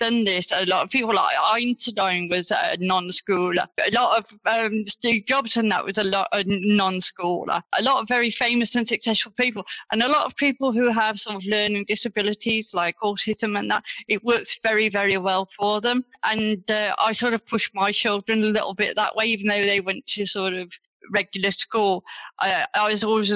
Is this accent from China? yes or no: no; Black Country, West Midlands, United Kingdom; accent: yam yam; also born or lived in Greece; I was born and raised in the Black Country all my life